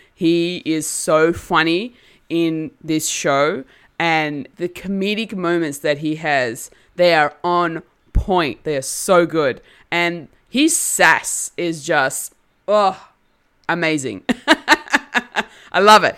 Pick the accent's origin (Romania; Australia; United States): Australia; I'm an Australian-born Turkish girl.